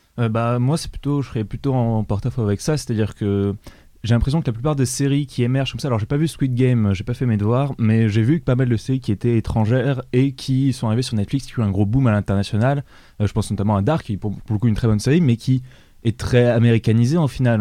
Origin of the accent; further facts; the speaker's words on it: France; on est français